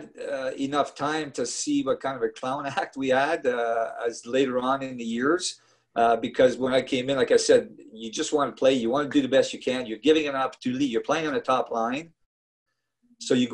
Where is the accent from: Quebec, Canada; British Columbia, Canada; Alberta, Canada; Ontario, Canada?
Quebec, Canada; Montreal; moved away as an adult; I'm from Montreal and my team's the Montreal Canadiens